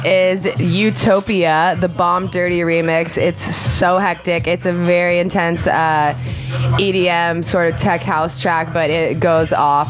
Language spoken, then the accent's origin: English; San Diego, California, United States; born or raised there